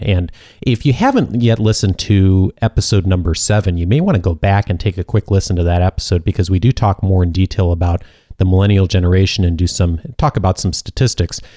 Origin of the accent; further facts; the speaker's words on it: Midwest, United States; growing up in the Midwest